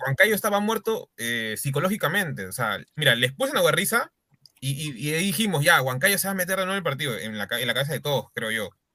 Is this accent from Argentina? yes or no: no; Peru; soy peruano